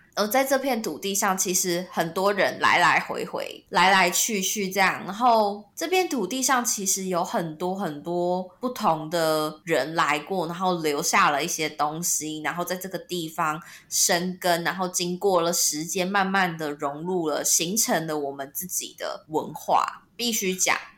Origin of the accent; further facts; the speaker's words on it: Taiwan; 身为台湾人